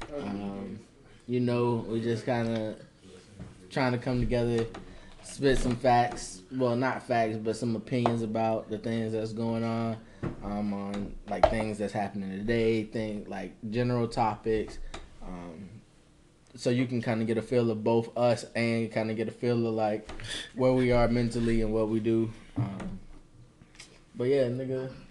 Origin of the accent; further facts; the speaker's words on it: Tallahassee, Florida, United States; I'm from Tallahassee, Florida